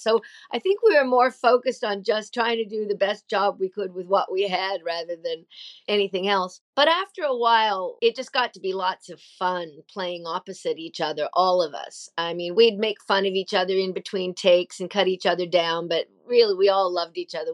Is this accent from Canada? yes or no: yes; Nova Scotia, Canada; also born or lived in Australia; I moved home to Nova Scotia, Canada, where I had grown up